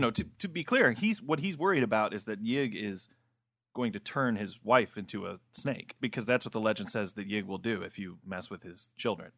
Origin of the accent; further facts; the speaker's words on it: Midwest, United States; I'm from the Midwest